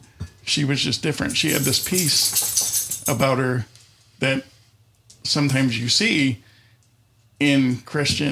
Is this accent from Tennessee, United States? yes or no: no; Buffalo, New York, United States; I grew up kind of on the West Seneca, South Buffalo border in Buffalo